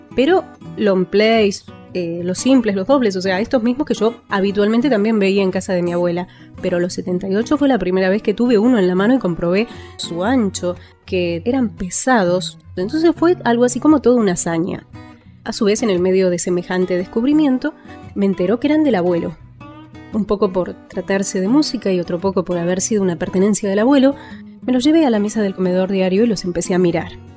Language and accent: Spanish; Argentina; Como argentina y casi porteña